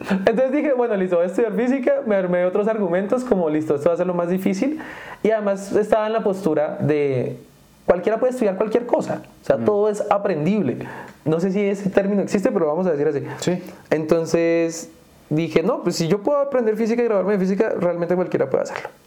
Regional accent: Duitama, Boyacá, Colombia; now in United States; Yo crecí en Duitama.

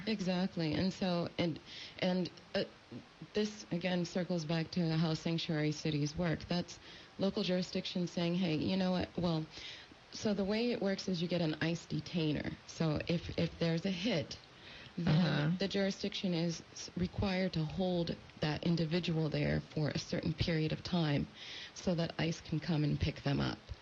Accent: California, United States; also born or lived in France; now in Washington, United States; they immigrated to the United States where I grew up, and I grew up in California

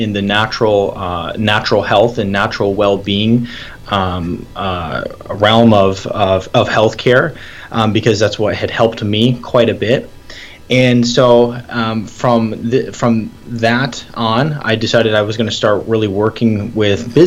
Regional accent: Michigan, United States; moved away as an adult; also born or lived in Atlanta, Georgia; I was born and raised in Michigan.

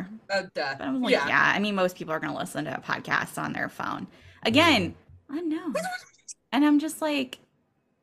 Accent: United States; we are from the United States

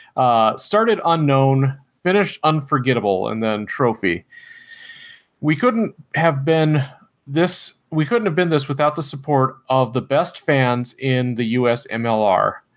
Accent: Iowa, United States; I'm not from the East Coast, obviously, you know, being an Iowa boy here

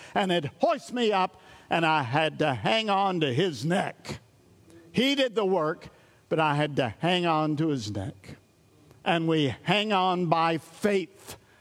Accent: East Tennessee, United States; I come from East Tennessee

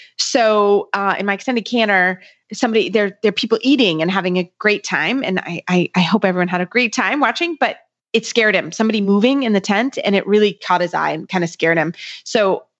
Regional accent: Kentucky, United States; I'm from Kentucky

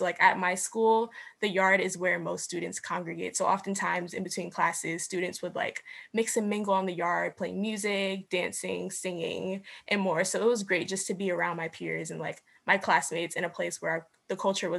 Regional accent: New York, United States; I'm from New York.

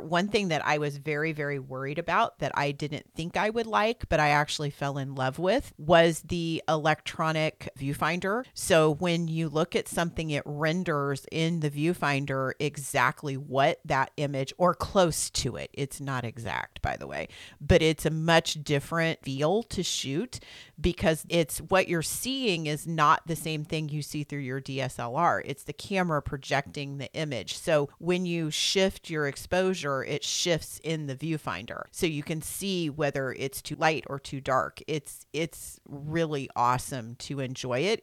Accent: Missouri, United States; I'm from Missouri. That's got an R in it when you live here.

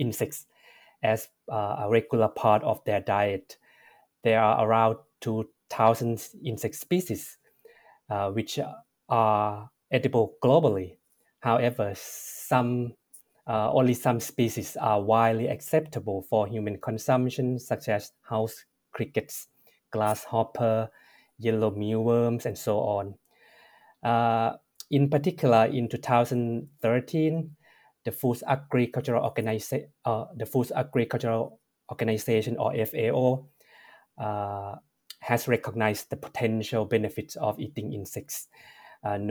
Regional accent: Thailand; moved away; as a person who was born and raised in Thailand

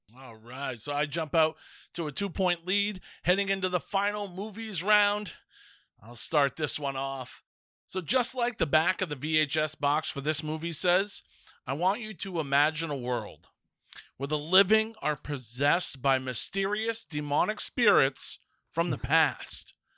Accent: Northern Maine, United States; a fat white kid growing up in Northern Maine

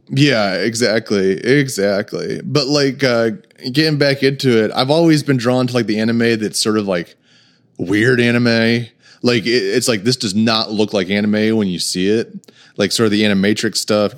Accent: Texas, United States; moved away as an adult; also born or lived in Saint Louis, Missouri; now in Oklahoma, United States; I actually went to high school in Texas

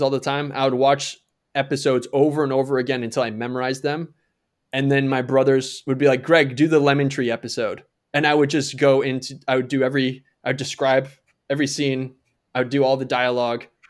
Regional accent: Ramsey, Minnesota, United States; moved away; also born or lived in Elk River, Minnesota; I actually grew up in a little town outside of that little town

